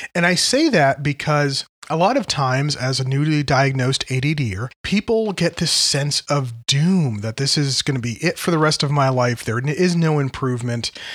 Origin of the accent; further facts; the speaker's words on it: Connecticut, United States; where I grew up in Connecticut